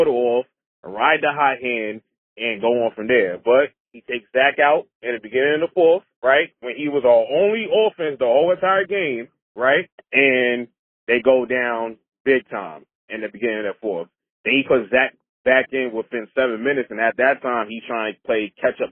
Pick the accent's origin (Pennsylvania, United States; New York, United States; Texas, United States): New York, United States; New York City; I'm a New Yorker.